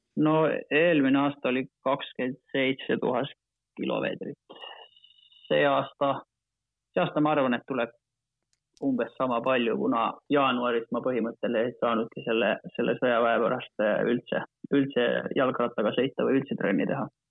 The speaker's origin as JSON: {"language": "Estonian", "country": "Finland", "second_language": "Estonian", "moved": "as an adult", "lives_now": "Estonia", "said": "hetkel ma tunnen ennast rohkem eestlasena kui soomlasena"}